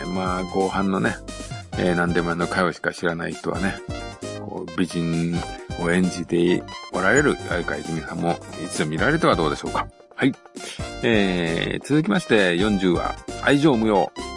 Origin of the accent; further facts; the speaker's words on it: Tokushima, Japan; 私はあの、徳島出身なんでね